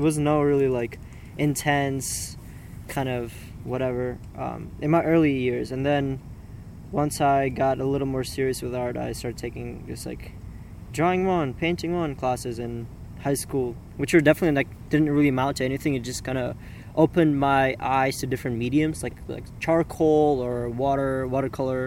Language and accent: English; Uzbekistan; moved away as an adult; also born or lived in St. Petersburg, Russia; now in Minnesota, United States; I was born in St. Petersburg, Russia, and then I moved with my mom to Uzbekistan, to a small village, actually.